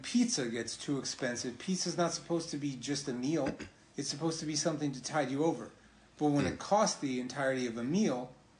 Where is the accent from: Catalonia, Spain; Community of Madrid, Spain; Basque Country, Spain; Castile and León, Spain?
Catalonia, Spain; Barcelona; I'm from Barcelona.